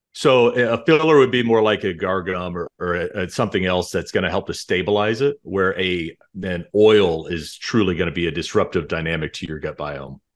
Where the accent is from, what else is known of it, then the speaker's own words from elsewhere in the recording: Dallas-Fort Worth area, Texas, United States; moved away as an adult; also born or lived in Colorado / Illinois / Chicago; We're both from the Dallas-Fort Worth area